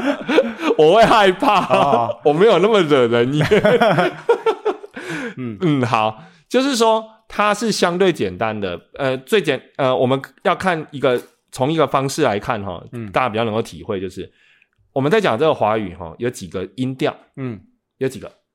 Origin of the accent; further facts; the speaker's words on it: central Taiwan, Taiwan; accent: central Taiwanese Hokkien; 我是中部人